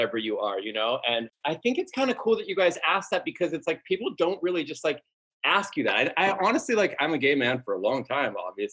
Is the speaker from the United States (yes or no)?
yes; Southern California, United States; I grew up in Southern California too